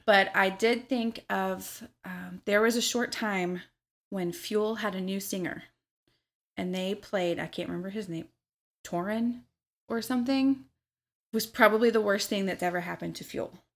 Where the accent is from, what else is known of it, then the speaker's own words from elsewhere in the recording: Memphis, Tennessee, United States; also born or lived in Missouri; now in Louisville, United States; I did a lot of my growing up in Memphis, Tennessee. I was born in Missouri